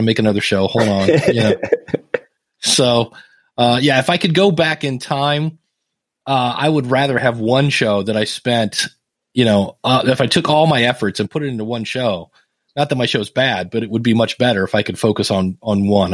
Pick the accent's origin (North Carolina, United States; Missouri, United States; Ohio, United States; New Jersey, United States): Ohio, United States; Akron; born or raised there